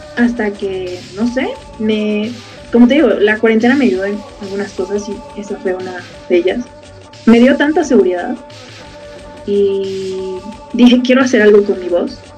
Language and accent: Spanish; Bolivia; yo soy de Bolivia